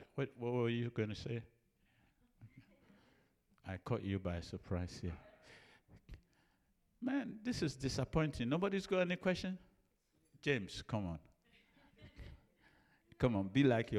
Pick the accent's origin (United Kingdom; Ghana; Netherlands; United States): Ghana; Ejisu, Ashanti; moved away; I'm from Ejusu